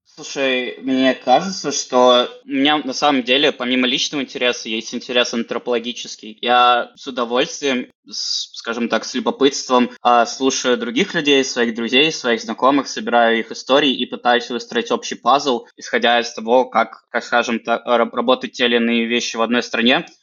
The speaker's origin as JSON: {"language": "Russian", "town": "Penza", "region": "Penza Oblast", "country": "Russia", "moved": "as an adult", "lives_now": "Berlin, Germany", "said": "я сам из города Пензы, и я переехал из Пензы напрямую в Берлин"}